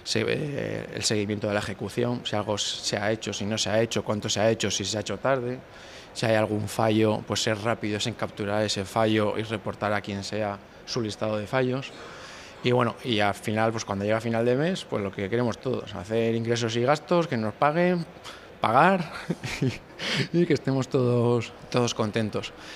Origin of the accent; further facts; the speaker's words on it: Santander, Cantabria, Spain; also born or lived in Barcelona; el núcleo de duro somos de Santander